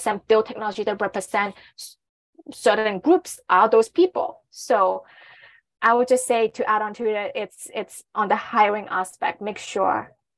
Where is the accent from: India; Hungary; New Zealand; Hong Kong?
Hong Kong; I'm from Hong Kong, so I'm East Asian